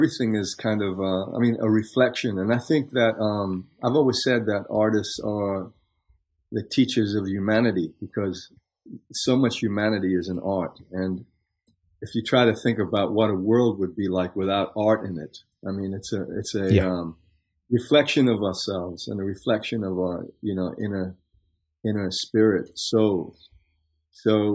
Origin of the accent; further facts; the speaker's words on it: Newcastle upon Tyne, North East England, United Kingdom; now in Los Angeles, United States; I was born in Newcastle upon Tyne, which is a coal mining town in England and shipbuilding town. And my grandparents raised me